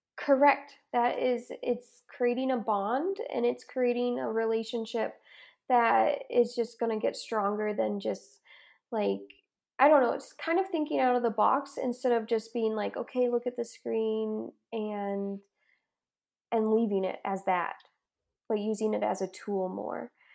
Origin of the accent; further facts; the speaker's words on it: Ohio, United States; moved away as an adult; now in Utah, United States; I am originally from Ohio, and I moved out here to go to school in Utah